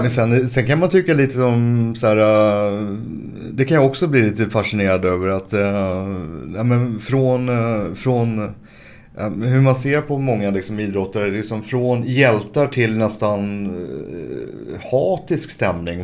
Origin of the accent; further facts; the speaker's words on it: Stockholm, Stockholm County, Sweden; also born or lived in Stureby; uppvuxen till en början på Söder och sen så flyttade vi till Stureby som ligger efter Globen ungefär